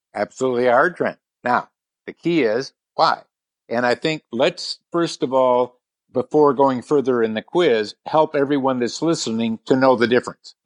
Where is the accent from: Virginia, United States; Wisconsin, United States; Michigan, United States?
Wisconsin, United States; Milwaukee; also born or lived in San Diego, California; I grew up more in the Milwaukee area